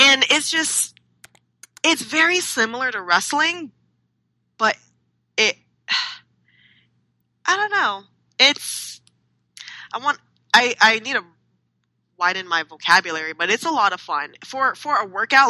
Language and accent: English; California, United States; in the early 90s, we were raised in California